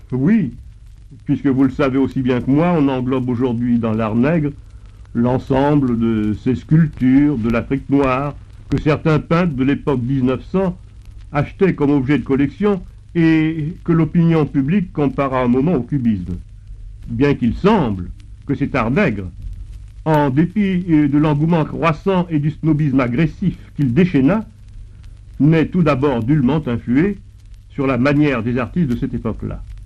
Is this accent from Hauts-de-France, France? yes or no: no; Bordeaux, Nouvelle-Aquitaine, France; moved away as an adult; also born or lived in Fort-de-France, Martinique; now in Paris, France; J'ai été élevé à Bordeaux